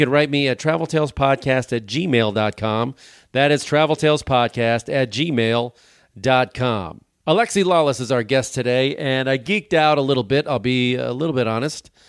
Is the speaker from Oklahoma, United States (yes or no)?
no; Chicago, Illinois, United States; I'm from Chicago